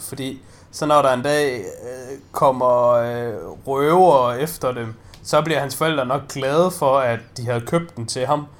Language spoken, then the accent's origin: Danish; Denmark; jeg er jo bare dansker